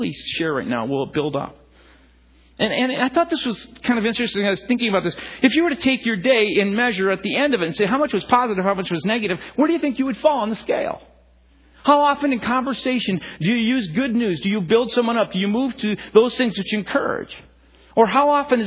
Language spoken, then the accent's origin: English; Chicago, Illinois, United States; moved away; I'm from Chicago area